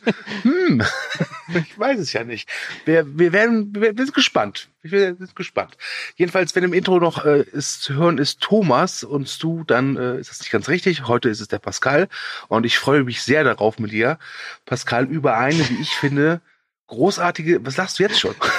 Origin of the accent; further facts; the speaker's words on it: Cologne, North Rhine-Westphalia, Germany; als Kölner